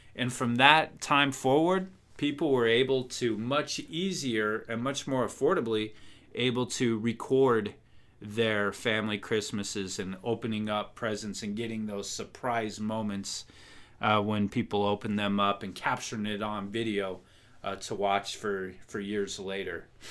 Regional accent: Wyoming, United States; moved away; my home state, my birth state

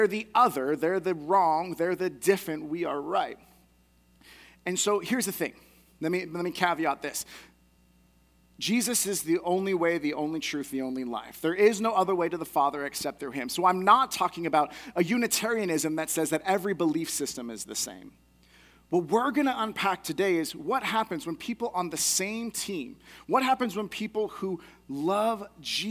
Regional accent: United States; I get to cheer on as an American who loves being able to support our athletes

